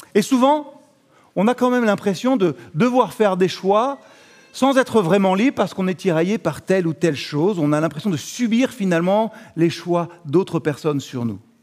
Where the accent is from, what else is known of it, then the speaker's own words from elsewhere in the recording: France; On est français